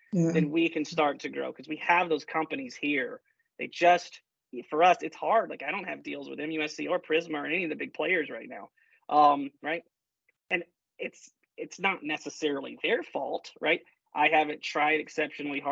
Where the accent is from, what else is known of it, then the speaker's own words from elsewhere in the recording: Columbia, South Carolina, United States; from the heartbeat of technology innovation, you know, Columbia, South Carolina